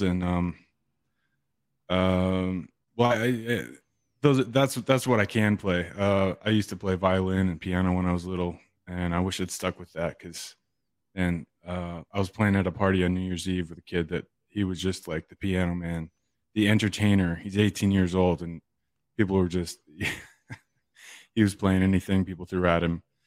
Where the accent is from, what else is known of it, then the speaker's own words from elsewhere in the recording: East Coast, United States; moved away; also born or lived in California; I grew up on the East Coast